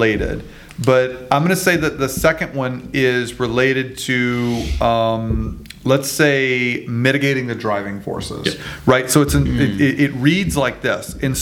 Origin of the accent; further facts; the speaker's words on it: Louisiana, United States; I'm from Louisiana